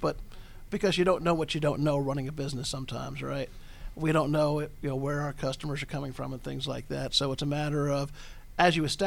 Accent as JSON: {"language": "English", "region": "New Jersey", "country": "United States", "tie": "born or raised there", "moved": "yes", "said": "I grew up in New Jersey myself"}